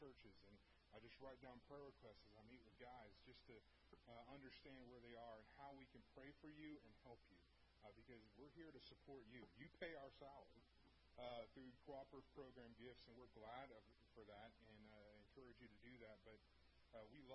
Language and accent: English; Houston, Texas, United States; moved away as an adult; also born or lived in Oklahoma; I grew up in North Houston